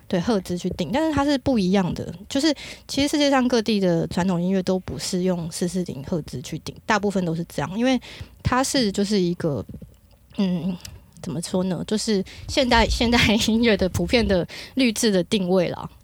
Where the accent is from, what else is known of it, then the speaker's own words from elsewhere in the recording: Kaohsiung, Taiwan; 我是高雄人，然后我小时候家里是住在高雄的那个三凤宫跟玉皇宫附近